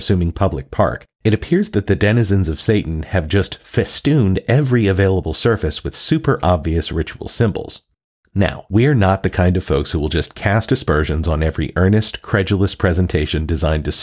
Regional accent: the South, United States; I grew up in the South

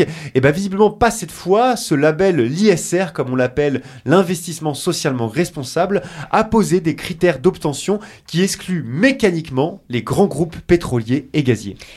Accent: France; chez nous en France

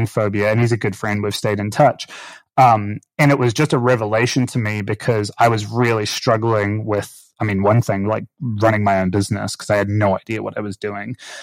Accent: Auckland, New Zealand; moved away; where I grew up in Auckland, New Zealand

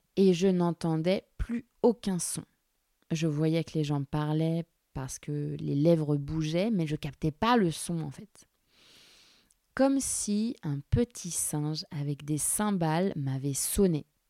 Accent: Orléans, Centre-Val de Loire, France; J'ai grandi à Orléans, la source où j'habitais avec ma maman

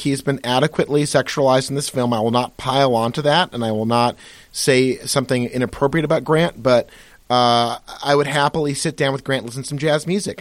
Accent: Pittsfield, Massachusetts, United States; who I grew up with in Pittsfield, Massachusetts

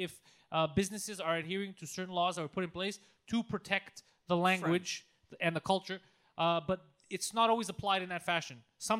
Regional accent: Quebec, Canada; whenever I go to Alberta and people hear I'm from Quebec

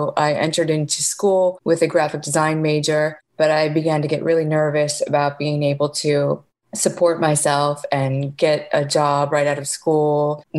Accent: outside of Chicago, Illinois, United States; moved away as an adult; also born or lived in San Francisco / Miami; I was born outside of Chicago in a very small town and went to high school in that area.

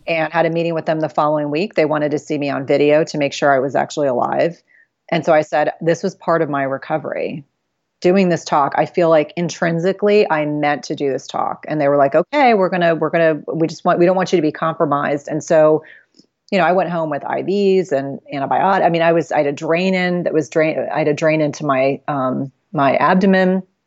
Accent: South Carolina, United States; I was born in South Carolina

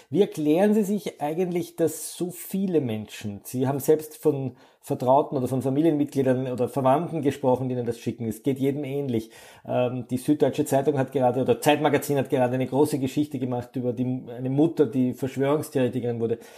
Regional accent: Austria; Bei uns in Österreich

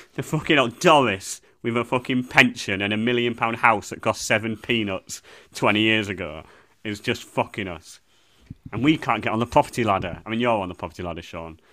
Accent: England, United Kingdom; as a white English person

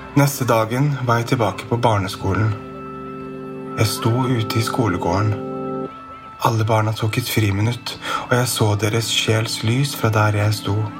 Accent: Bærum, Akershus, Norway; Jeg vokste opp i Bærum på 90-tallet

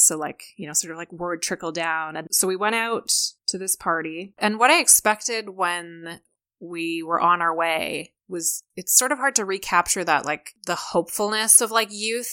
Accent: Hamilton and Toronto, Ontario, Canada; moved away; I'm also Canadian

